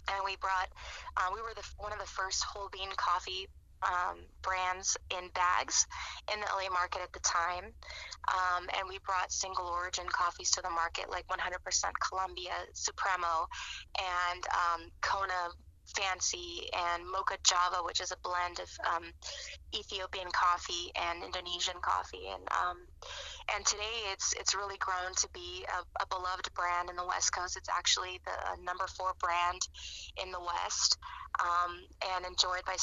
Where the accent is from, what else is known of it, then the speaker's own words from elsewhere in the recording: Cuba; And here we come from Cuba, where all that we know is espresso coffee